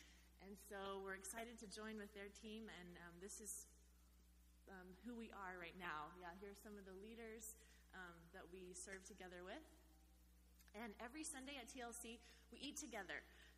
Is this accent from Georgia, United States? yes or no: no; Oklahoma, United States; moved away as an adult; also born or lived in Fresno, California; now in Thailand; I'm originally from Oklahoma, from the Adams MB Church in Oklahoma.